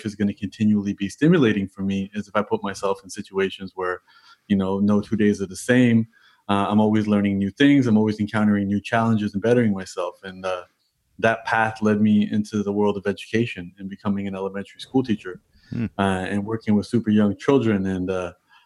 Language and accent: English; Toronto, Ontario, Canada; born and raised in Toronto